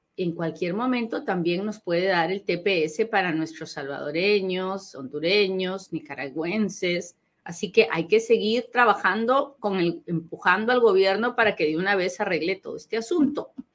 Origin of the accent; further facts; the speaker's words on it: Peru; moved away; soy bien peruana, pero bien peruana y hablo bien rápido